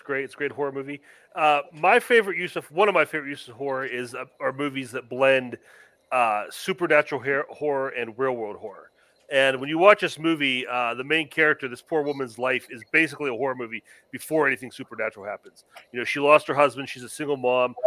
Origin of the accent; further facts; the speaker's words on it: Pennsylvania, United States; growing up in Pennsylvania